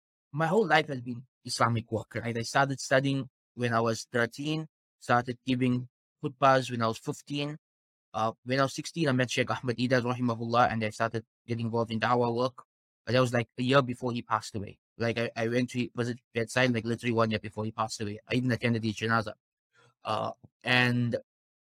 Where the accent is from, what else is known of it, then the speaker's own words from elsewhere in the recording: South Africa; Born and raised in South Africa, I'm actually fifth generation South African